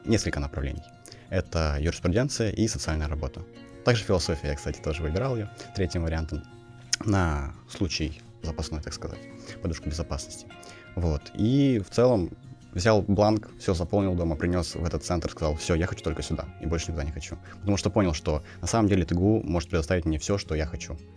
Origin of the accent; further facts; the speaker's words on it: Kazakhstan; moved away as an adult; now in Tomsk, Russia; я сам из Казахстана